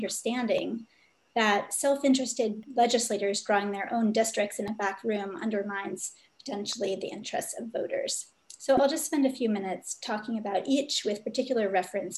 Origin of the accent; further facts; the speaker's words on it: Vermont, United States; now in Virginia, United States; I grew up in Vermont